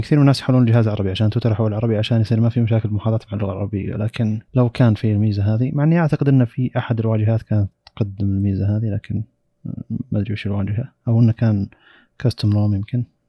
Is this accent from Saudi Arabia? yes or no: yes; Saudi Arabia; عندنا في السعودية